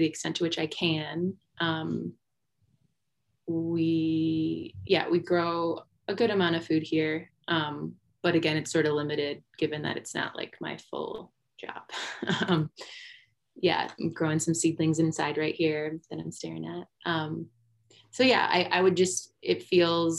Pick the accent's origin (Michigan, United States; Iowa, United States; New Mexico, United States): Michigan, United States; moved away as an adult; now in Denver, United States; we were both born and raised in Michigan